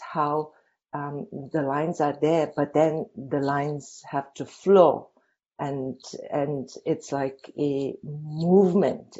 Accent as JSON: {"language": "English", "town": "Dharamsala", "region": "Himachal Pradesh", "country": "India", "tie": "born or raised there", "moved": "yes", "said": "I grew up in Dharamsala, but Dharamsala that I grew up was just a little village"}